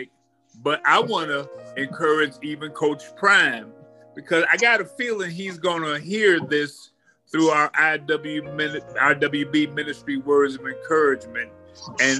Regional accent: Chicago, Illinois, United States; being born and raised in Chicago

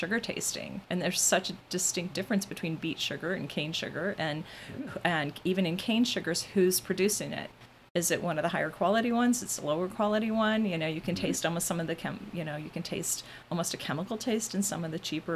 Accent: Midwest, United States; I'm a Midwesterner.

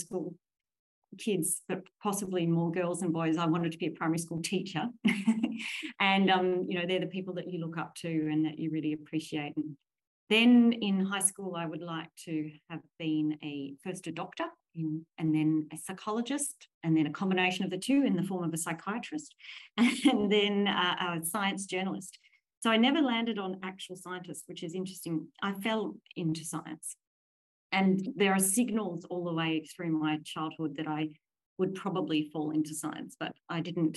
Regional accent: Williamstown, Victoria, Australia; moved away; I was sixth generation Australian, and all of those generations lived in Williamstown. So I'm the first to escape Williamstown

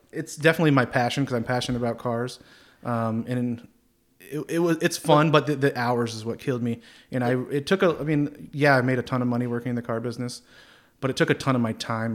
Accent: Plattsburgh, New York, United States; also born or lived in Orlando, Florida; born and raised in Plattsburgh here

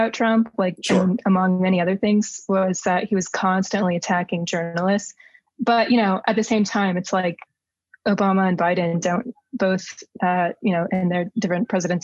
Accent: Texas, United States; I wrote for my hometown newspaper, for example, in Texas

